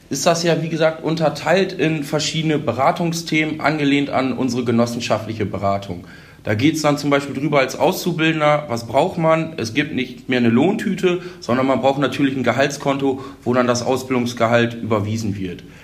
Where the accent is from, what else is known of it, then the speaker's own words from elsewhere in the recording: Holdorf, Lower Saxony, Germany; Bin sonst auch gebürtiger Holdorfer, also sehr hier in der Gemeinde mit vielen Vereinen verwurzelt